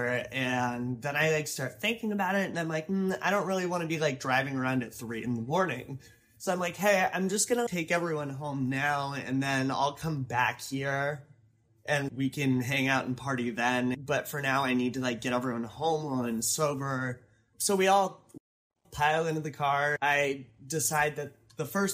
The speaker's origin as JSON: {"language": "English", "town": "Seattle", "region": "Washington", "country": "United States", "tie": "born or raised there", "moved": "as an adult", "lives_now": "Oakland, United States", "said": "I got into a 4-year university that's in my hometown"}